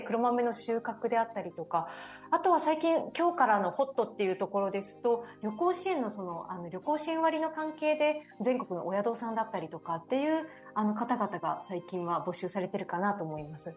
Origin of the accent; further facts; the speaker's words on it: Owase, Mie, Japan; 自分自身がですね三重県の尾鷲市というですね東京からだと車でも電車でも6時間ぐらいかかってしまうこともある漁業と林業の町出